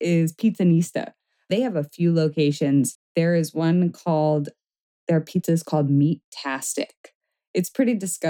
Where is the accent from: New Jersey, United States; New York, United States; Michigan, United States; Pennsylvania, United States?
New York, United States; now in California, United States; We're from New York